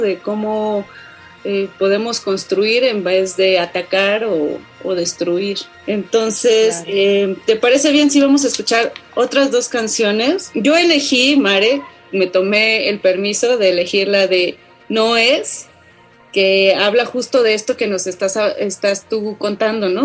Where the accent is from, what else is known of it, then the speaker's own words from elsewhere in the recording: Oaxaca, Mexico; soy de Oaxaca, pero de, de ya de la ciudad de Oaxaca